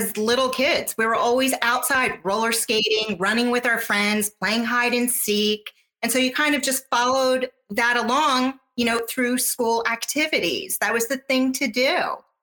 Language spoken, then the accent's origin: English; Philadelphia, Pennsylvania, United States; So I have a twin brother and he and I grew up in Old City, Philadelphia